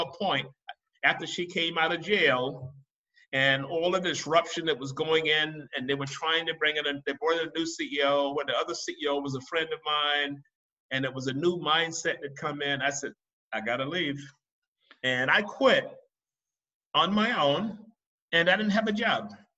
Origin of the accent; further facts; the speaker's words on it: Marion, South Carolina, United States; now in Dubai, United Arab Emirates; I grew up in Marion, South Carolina